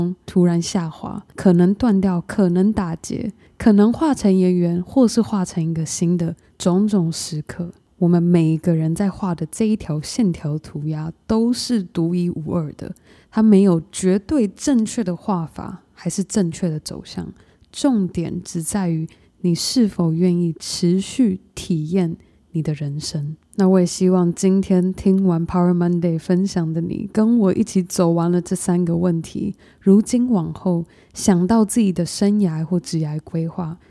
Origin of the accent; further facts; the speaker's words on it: Taiwan; moved away; also born or lived in United States; 当我从台湾搬到美国念书生活，我因而失去了五年和爸爸一起成长相处的时光